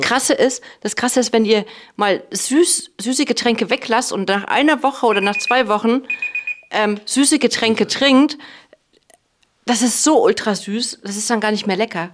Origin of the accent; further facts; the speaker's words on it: Cologne, North Rhine-Westphalia, Germany; ich komme ja aus Köln